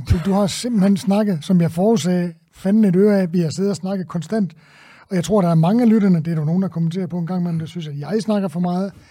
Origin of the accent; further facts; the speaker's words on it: Tønder, Southern Denmark, Denmark; jeg kommer fra Tønder.